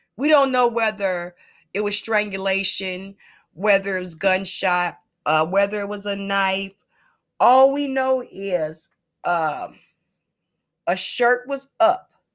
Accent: Chicago, Illinois, United States; I'm from the west side of Chicago

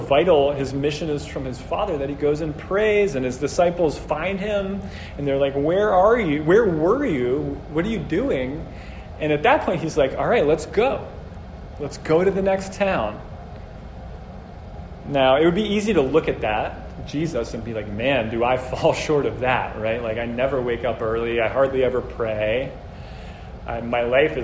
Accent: Brazil; moved away; I'm from Brazil originally

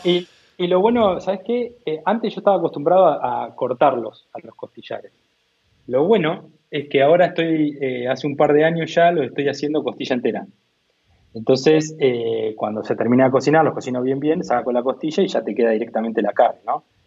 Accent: Coronel Dorrego, Buenos Aires Province, Argentina; moved away as an adult; also born or lived in India; now in Tandil, Argentina; yo soy oriundo de Coronel Dorrego, ¿no? Un pueblito de Coronel Dorrego, eh, que básicamente son 7.000 habitantes

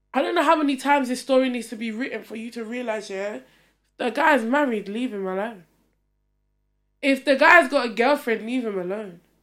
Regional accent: Essex, East of England, United Kingdom; I grew up in Essex

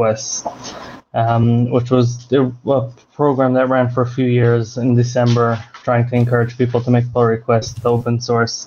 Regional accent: United States; now in Israel; I'm American born. I live in Israel now

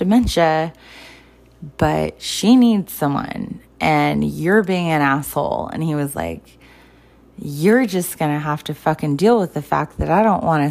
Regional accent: Southern California, United States; also born or lived in Ojai, California / Santa Barbara, California / Chula Vista, California / San Diego, California; I grew up in SoCal when I lived with my grandfather

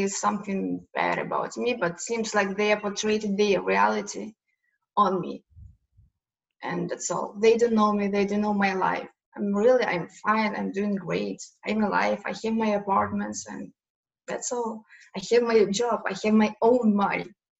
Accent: Kyiv, Ukraine; English is a second language; I'm originally from Kiev.

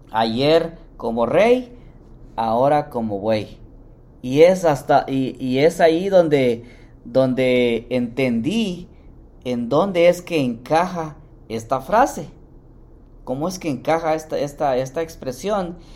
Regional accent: Mexico; Bueno, yo también soy mexicano, pero para los que viven en México, el gran fin.

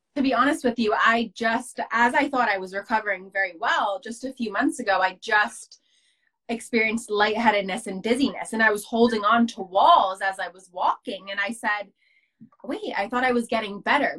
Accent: New Jersey, United States; I'm from America. Specifically, I'm from New Jersey, um, right outside New York City, about 20 minutes outside New York City

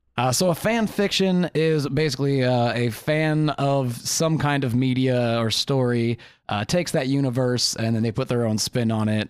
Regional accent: Midwest, United States

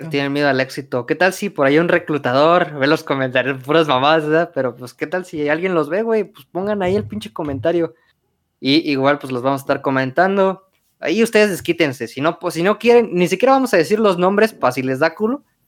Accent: Michoacán, Mexico; Somos de Michoacán

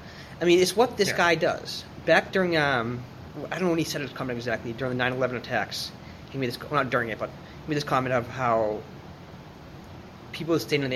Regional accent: Boston, Massachusetts, United States; moved away; my roots, I'm from Boston, as you know.

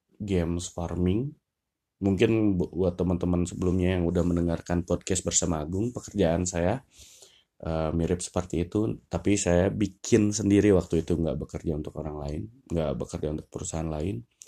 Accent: Lembang, West Java, Indonesia; kebanyakan kehidupan akademis saya dari TK sampai SMA itu semuanya posisinya ada di Lembang.

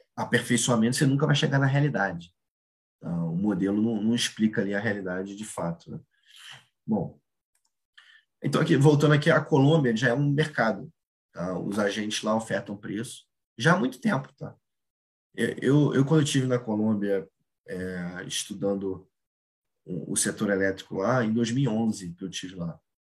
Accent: Brazil; a nossa vida como brasileiro

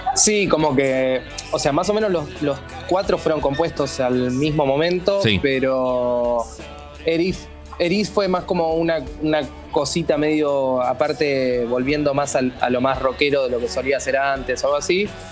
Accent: General San Martín, Buenos Aires Province, Argentina; yo soy de San Martín de casi al fondo

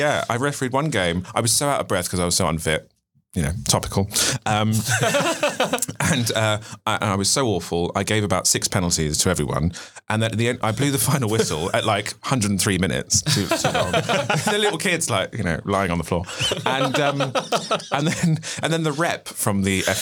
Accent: Gosport, South East England, United Kingdom; I'm originally from Gosport in Hampshire, but nobody really ever knows where that is. So I usually say Portsmouth

